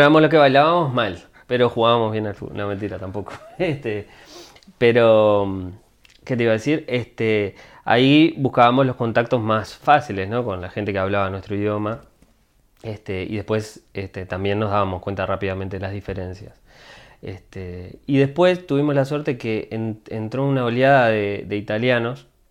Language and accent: Spanish; Montevideo, Uruguay; moved away as an adult; now in Boston, United States; Yo siempre, sí, de Montevideo. Este, yo nací en el Cerrito de la Victoria